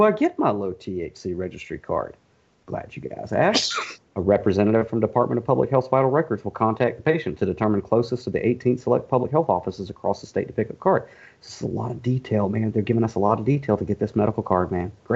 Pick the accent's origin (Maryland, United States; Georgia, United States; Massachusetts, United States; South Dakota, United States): Georgia, United States; Warner Robins; accent: Southern; I'm an author from Warner Robins, Georgia